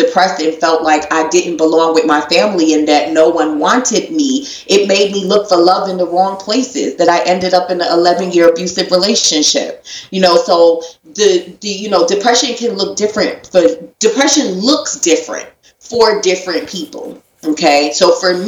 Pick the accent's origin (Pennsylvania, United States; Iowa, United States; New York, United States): New York, United States; New York City; I'm from Brooklyn, New York. So I'm 17 years old